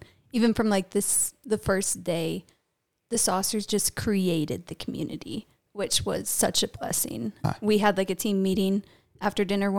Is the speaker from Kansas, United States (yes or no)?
yes; Kansas, United States; I'm from Kansas.